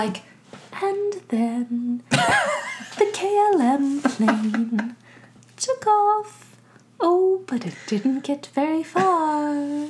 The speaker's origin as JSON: {"language": "English", "region": "South Florida", "country": "United States", "tie": "born or raised there", "said": "I'll give you a little tease for South Florida, a local disaster for me, for my hometown"}